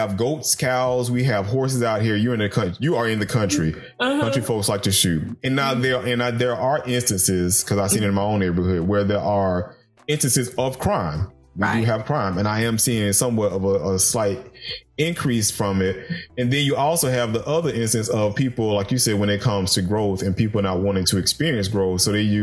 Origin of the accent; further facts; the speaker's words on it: Macon, Georgia, United States; I come from Macon, Georgia, and Macon is the country